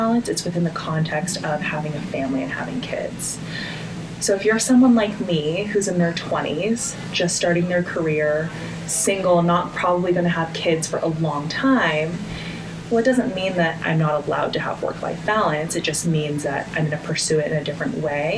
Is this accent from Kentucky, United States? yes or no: no; Washington, United States; I was born and raised in Washington